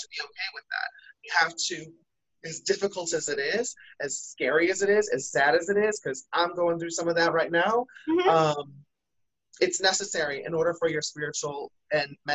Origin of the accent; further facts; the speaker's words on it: Midwest, United States; I'm from the Midwest